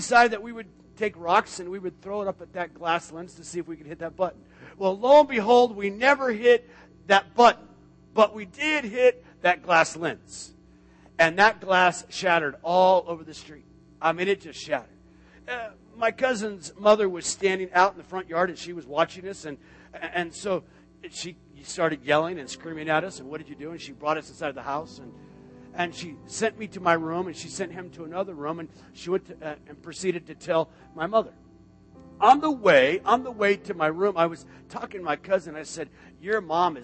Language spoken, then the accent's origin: English; Tucson, Arizona, United States; now in Florida, United States; I grew up in Arizona, Tucson, Arizona